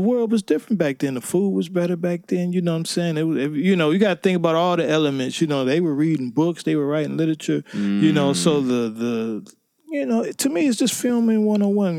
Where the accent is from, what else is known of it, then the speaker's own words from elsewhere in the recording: Cleveland, Ohio, United States; I'm from Cleveland, Ohio, two one six